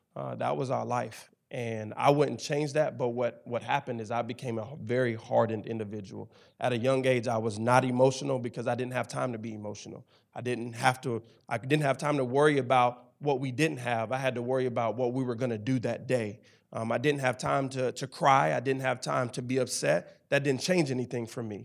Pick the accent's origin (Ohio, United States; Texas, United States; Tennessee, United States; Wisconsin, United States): Tennessee, United States; Memphis; now in Knoxville, United States; I'm originally from Memphis, Tennessee, the inner city of Memphis, Tennessee.